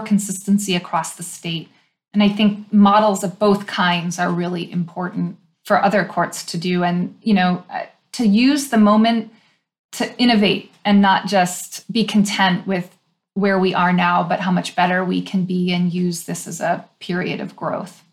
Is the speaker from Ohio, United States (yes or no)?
no; Illinois, United States; in Illinois, which is my home state